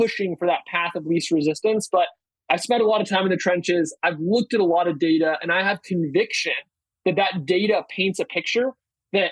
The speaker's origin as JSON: {"language": "English", "town": "Berkeley", "region": "California", "country": "United States", "tie": "born or raised there", "said": "I am from Berkeley"}